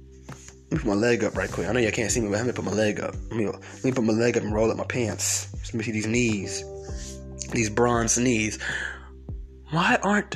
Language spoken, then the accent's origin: English; Georgia, United States; I'm from Georgia